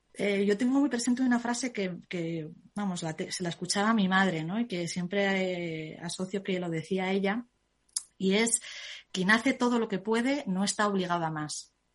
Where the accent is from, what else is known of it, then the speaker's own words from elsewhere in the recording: Zaragoza, Aragon, Spain; soy de Zaragoza